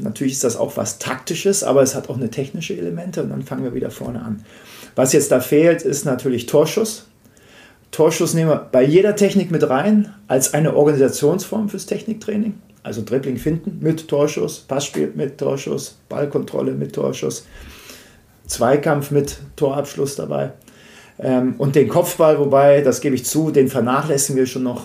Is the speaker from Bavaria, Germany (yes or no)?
yes; Munich, Bavaria, Germany; ich komme aus München